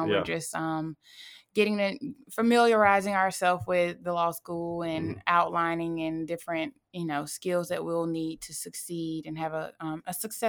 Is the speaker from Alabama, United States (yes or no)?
yes; Fairhope, Alabama, United States; also born or lived in Monroeville; I was born in Monroeville, Alabama, and I moved to Fairhope, Alabama when I was in middle school, graduated from Fairhope High School, go Pirates.